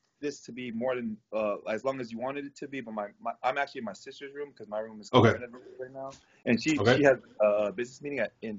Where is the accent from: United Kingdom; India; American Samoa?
American Samoa; born there; also born or lived in California; I was born in American Samoa. So half of my brothers and sisters are American Samoa, and half of us were in California.